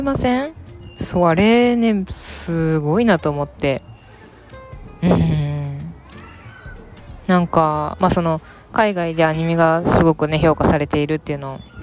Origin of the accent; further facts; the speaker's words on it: Japan; moved away as an adult; now in Paris, France; 日本で、まあ、生まれ育ってきて